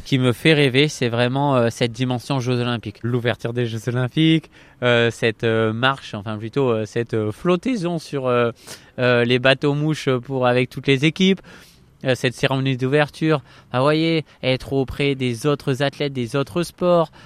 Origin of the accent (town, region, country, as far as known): Bordeaux, Nouvelle-Aquitaine, France; born or raised there